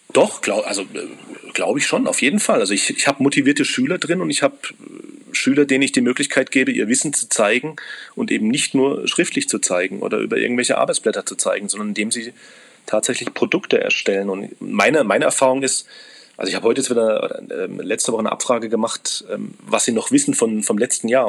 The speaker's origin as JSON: {"language": "German", "country": "Germany", "said": "Ich bin Deutscher"}